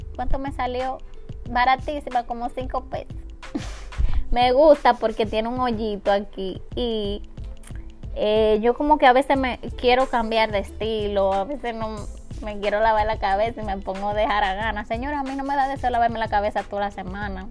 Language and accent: Spanish; Dominican Republic; en mi país, en República Dominicana